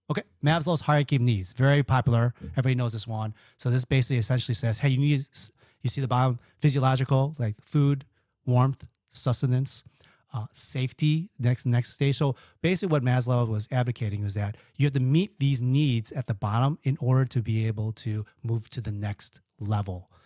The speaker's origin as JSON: {"language": "English", "town": "Chicago", "region": "Illinois", "country": "United States", "said": "I'm from Chicago"}